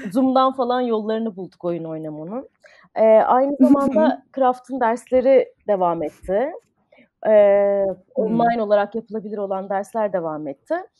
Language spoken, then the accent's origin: Turkish; Ankara, Turkey; moved away as an adult; also born or lived in Istanbul / United States; ben Ankara'da doğdum. Ee, lise sona kadar Ankara'daydım. Ondan sonra uluslararası ilişkiler okumak üzere İstanbul'a taşındım.